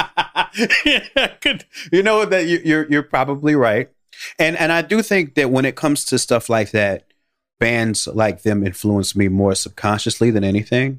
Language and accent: English; Chicago, Illinois, United States; I grew up in the Black American ghetto on the south side of Chicago